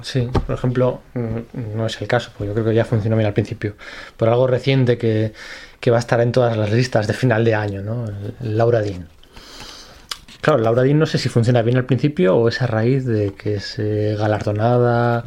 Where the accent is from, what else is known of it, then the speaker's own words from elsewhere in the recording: Spain; como buenos españoles